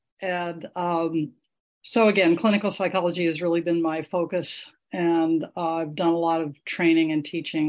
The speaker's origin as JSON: {"language": "English", "town": "Los Angeles", "region": "California", "country": "United States", "tie": "born or raised there", "also_born_or_lived": "Fresno, California", "moved": "as an adult", "lives_now": "Takoma Park, United States", "said": "I've lived in Tacoma Park, Maryland for the last 15 years, but I identify as a Californian. I'm a graduate of Hollywood High School and lived in Fresno for close to 30 years."}